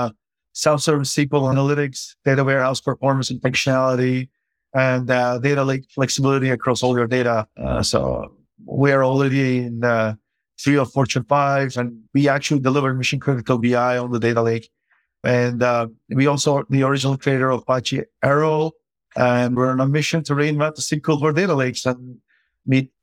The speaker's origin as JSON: {"language": "English", "country": "Turkey", "tie": "born or raised there", "moved": "yes", "said": "I grew up in Turkey, which is a developing country"}